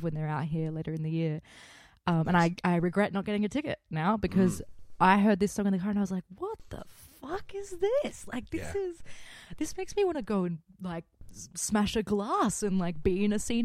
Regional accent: Australia; as an Australian

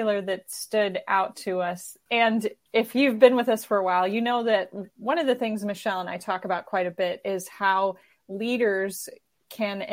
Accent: Madison, Wisconsin, United States; my hometown of Madison, Wisconsin

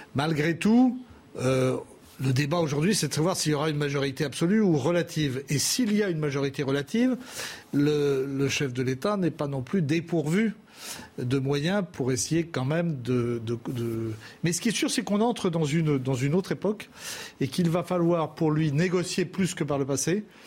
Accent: Brittany, France; chez moi, en Bretagne

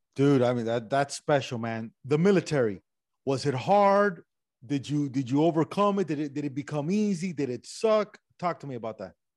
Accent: Miami, Florida, United States; accent: Miami Cuban; My accent is this weird regional Miami Cuban accent that I got going on

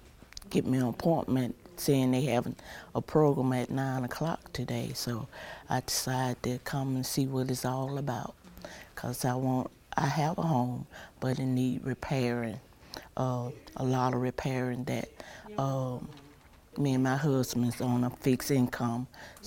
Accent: Birmingham, Alabama, United States; I'm from Birmingham, but we're in Bessemer right now.

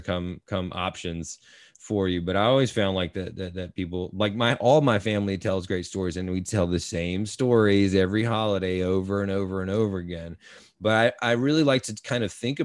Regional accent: North Carolina, United States; moved away; also born or lived in New York; I'm from North Carolina

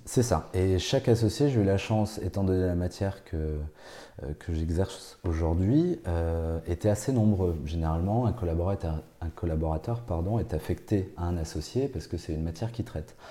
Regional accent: Bordeaux, Nouvelle-Aquitaine, France; moved away as an adult; now in Nancy, France; repartir dans ma région natale et de repartir à Bordeaux

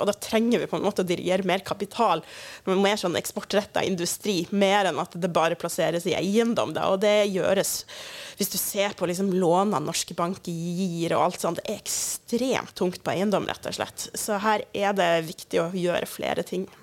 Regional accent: Kirkenes, Finnmark, Norway; i Kirkenes, der jeg kommer ifra

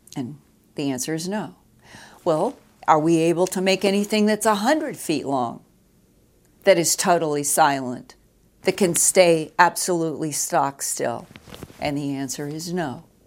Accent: United States; as an American citizen

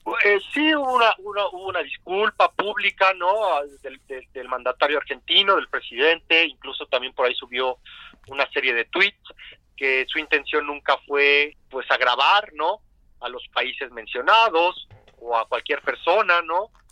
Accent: Mexico; nosotros como mexicanos

